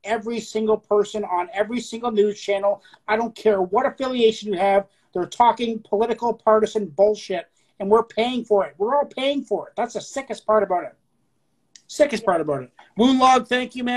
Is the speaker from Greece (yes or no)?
no; Canada